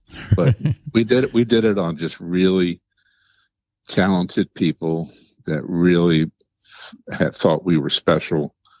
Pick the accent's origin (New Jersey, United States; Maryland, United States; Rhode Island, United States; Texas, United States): Maryland, United States; also born or lived in Cheverly, Prince George's County, Maryland / Montgomery County, Maryland; I'm born and bred in Maryland. The first part of my youth, I grew up in Prince George's County. I lived in the town of Cheverly. And then we moved to Montgomery County. And I grew up the rest of the time there.